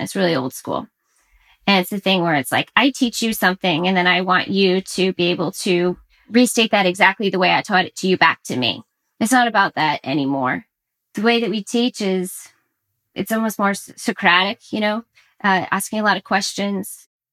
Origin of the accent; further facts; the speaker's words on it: Orlando, Florida, United States; now in Massachusetts, United States; I'm from Orlando, Florida, but I've I've since relocated to the Northeast Massachusetts